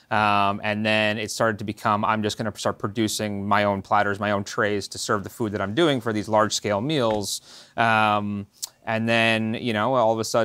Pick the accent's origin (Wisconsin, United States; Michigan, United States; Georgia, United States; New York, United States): New York, United States; Yorktown Heights; So I grew up right here in Westchester in a town called Yorktown Heights